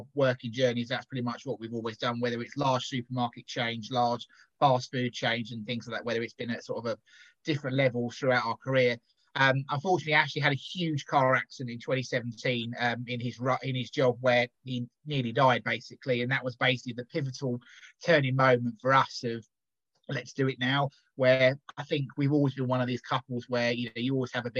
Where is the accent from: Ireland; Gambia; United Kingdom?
United Kingdom; Kent, South East England; moved away as an adult; also born or lived in London / Essex / Cornwall; now in Cumbria, United Kingdom; So we're both originally from Kent. So Kent, London and Essex is mainly where we've lived